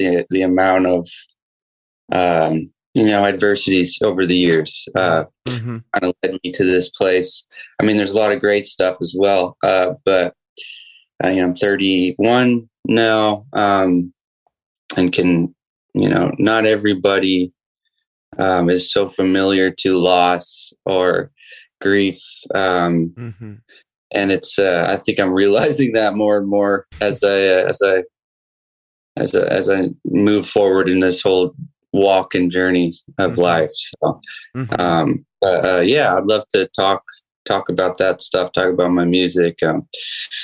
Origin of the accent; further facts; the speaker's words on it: northern Maine, United States; moved away as an adult; also born or lived in Saint John, New Brunswick, Canada; now in Southern California, United States; when I was seven, I moved to Maine, northern Maine, grew up there, and graduated to a town of 5,000 people